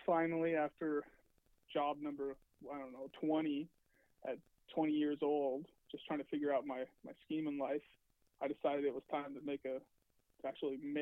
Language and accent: English; Seattle, Washington, United States; also born or lived in Federal Way, Washington; Home for me is actually Washington State. So I grew up in Seattle, moved to Federal Way in the seventh grade